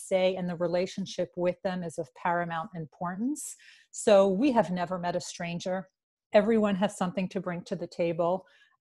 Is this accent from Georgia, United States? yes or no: no; New York City, New York, United States; I am from New York. New York City